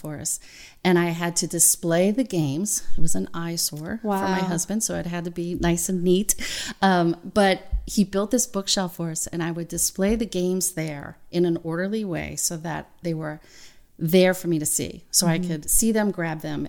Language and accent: English; the South, United States; moved away; I'm from the South